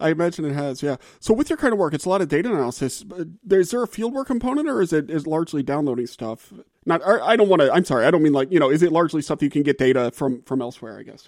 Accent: the South, United States; moved away; I'm from the South

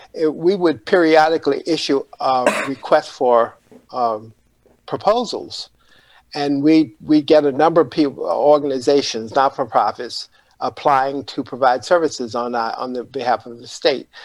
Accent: Panama City, Florida, United States; I grew up in Panama City, Florida

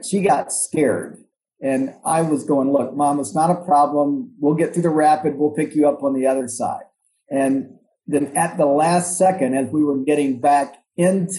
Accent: Atlanta, Georgia, United States; moved away as an adult; now in Memphis, United States; I'm not from Memphis. I actually grew up in Atlanta.

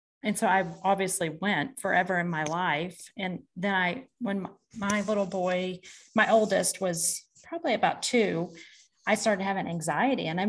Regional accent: Hammon, Oklahoma, United States; So I am from a small town in Washington, Oklahoma called Hammond, Oklahoma. I'm a farm girl.

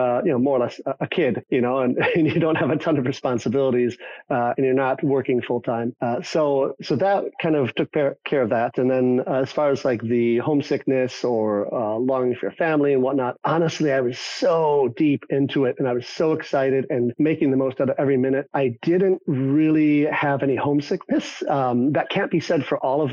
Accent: Michigan, United States; moved away as an adult; also born or lived in Shiga Prefecture, Japan; I'm from Michigan

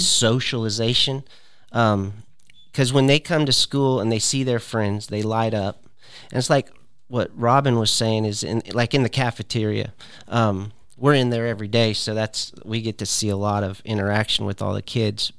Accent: California, United States; moved away as an adult; also born or lived in Searcy, Arkansas / Fresno, California; now in Tennessee, United States; I was born and raised in California

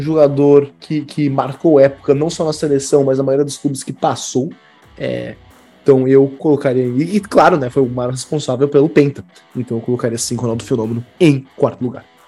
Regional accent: Brazil; eu sou brasileiro

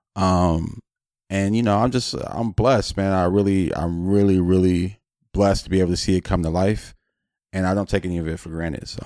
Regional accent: Los Angeles, California, United States; I'm from Los Angeles

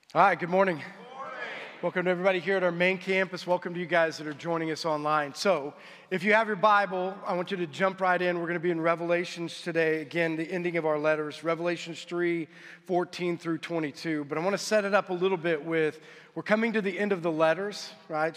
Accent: United States; we as American Christians

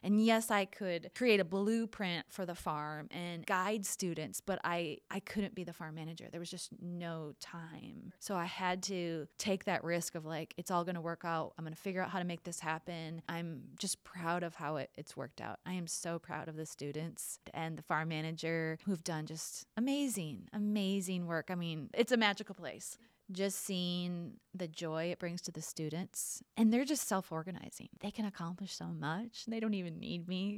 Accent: Minnesota, United States; moved away as an adult; also born or lived in Montana / Washington, D.C.; now in Texas, United States; I grew up in Minnesota

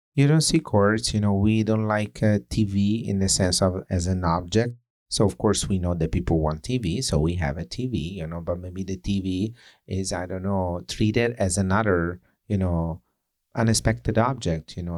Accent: Italy; accent: Italian; English is a second language; moved away as an adult; now in New York, United States; with the flavor as my accent, you know, with the flavor of the say Italian or European

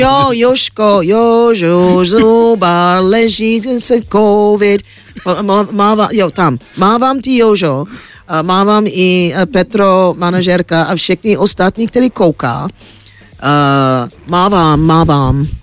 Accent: United States; Czech is a second language; now in Czech Republic; jsem Američanka

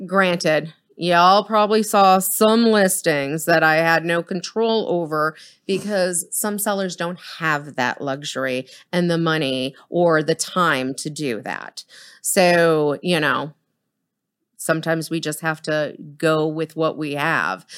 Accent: Boston, Massachusetts, United States; now in Dallas-Fort Worth, United States; I come from Boston. I'm Boston blunt

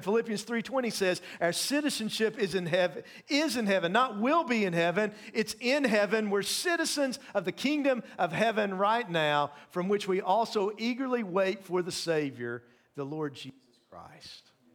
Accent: East Tennessee, United States; moved away as an adult; also born or lived in North Carolina / Maryland; I grew up in Tennessee

